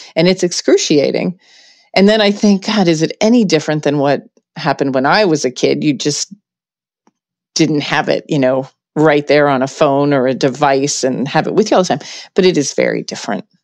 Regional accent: Pittsburgh, Pennsylvania, United States; I grew up in Pittsburgh

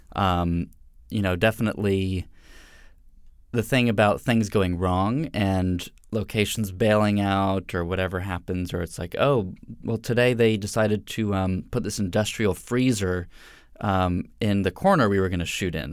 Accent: Atlanta, Georgia, United States; moved away; I'm originally from Atlanta, Georgia

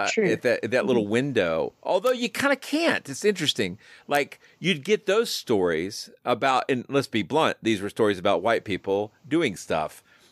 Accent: small town outside Atlanta, Georgia, United States; it's outside of Atlanta, so it's. But there's this sort of suburban sprawl, so it feels like it's all one big connected mess.

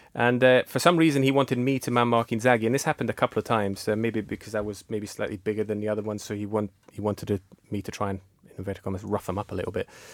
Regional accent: Peschiera Borromeo, Lombardy, Italy; when I was growing up in Peschiera Borromeo

